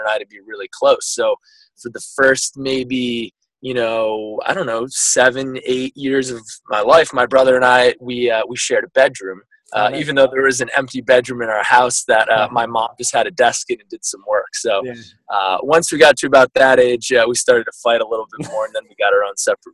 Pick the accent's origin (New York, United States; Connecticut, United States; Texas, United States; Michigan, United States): Connecticut, United States; Guilford; also born or lived in Vermont; now in San Francisco, United States; my originally from uh, Vermont, born and uh, raised in Connecticut. So we moved there when I was probably three or four